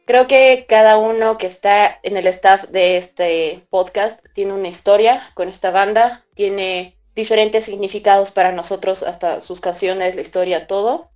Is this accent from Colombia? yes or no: no; Bolivia; yo soy de Bolivia, creo que soy la única de Bolivia de acá